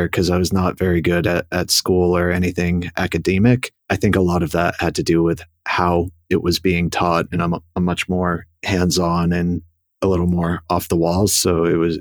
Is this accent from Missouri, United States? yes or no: no; Boston, Massachusetts, United States; moved away as an adult; also born or lived in New York City / St. Louis; born in Boston and raised just outside the city